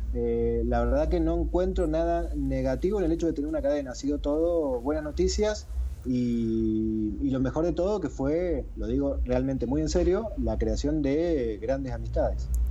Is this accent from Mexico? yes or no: no; Mendoza, Argentina; Sebastián y yo somos de Mendoza, estamos a mil kilómetros de, Buenos Aires